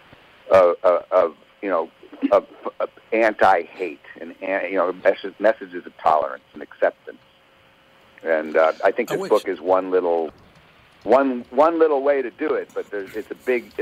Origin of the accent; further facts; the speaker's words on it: Thousand Oaks, California, United States; We're from Thousand Oaks, California.